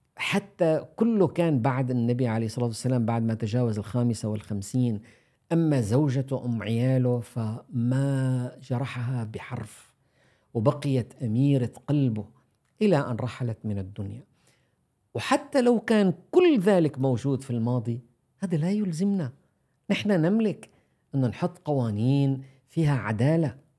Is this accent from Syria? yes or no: yes; Syria; نحن عندنا عندنا في سوريا